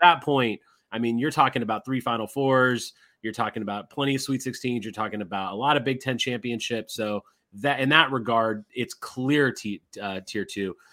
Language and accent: English; Indiana, United States; moved away; I grew up in Indiana, I understand Indiana basketball